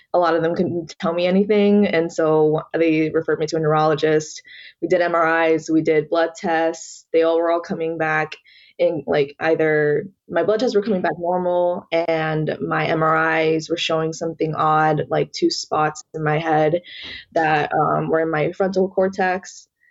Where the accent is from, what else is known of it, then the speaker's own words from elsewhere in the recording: Atlanta, Georgia, United States; I was born and raised here in Georgia. That's all I know